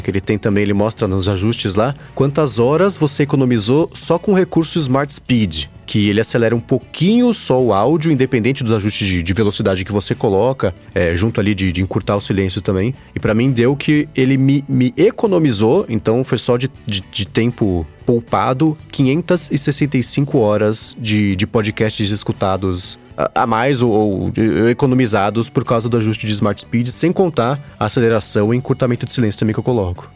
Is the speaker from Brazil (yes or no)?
yes; São Paulo, Brazil; eu que sou de São Paulo